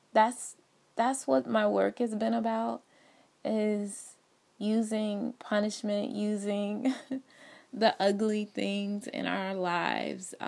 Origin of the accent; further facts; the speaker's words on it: Atlanta, Georgia, United States; I am originally from Atlanta, Georgia.